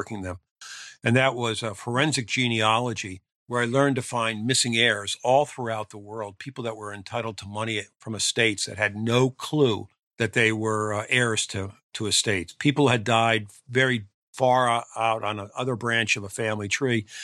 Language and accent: English; small town outside of Philadelphia, Pennsylvania, United States; returned to my hometown.